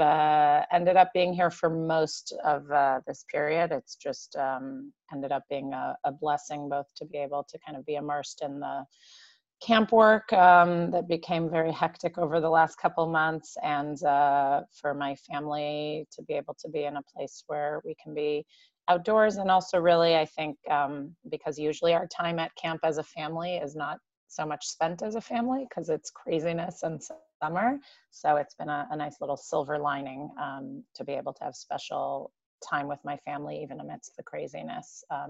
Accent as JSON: {"language": "English", "town": "Jerusalem", "region": "Jerusalem District", "country": "Israel", "tie": "born or raised there", "also_born_or_lived": "Berkeley, California, United States", "moved": "as an adult", "lives_now": "United States", "said": "I basically grew up in Yerushalayim"}